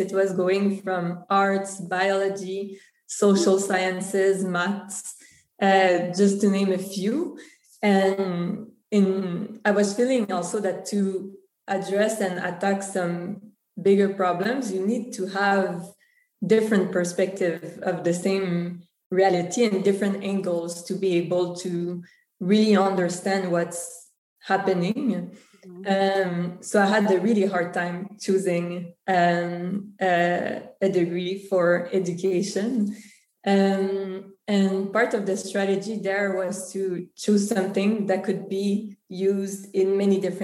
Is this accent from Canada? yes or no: yes; Montreal, Quebec, Canada; accent: French; first language French; English is a second language; born and raised in Canada. My parents are from Serbia and Venezuela. In fact, my father and a lot of my family still lives in Venezuela. And even if Canada is an Anglophone country, French is actually my first language. So that's the accent, because Montreal is in Quebec